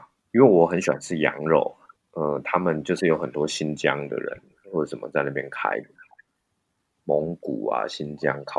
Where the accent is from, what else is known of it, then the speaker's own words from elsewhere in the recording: Taichung, Taiwan; moved away as an adult; also born or lived in Japan; now in Shanghai, China; 我台中人喜欢早上吃面啊，